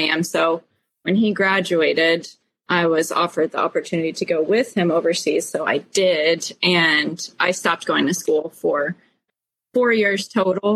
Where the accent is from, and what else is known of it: Springfield, United States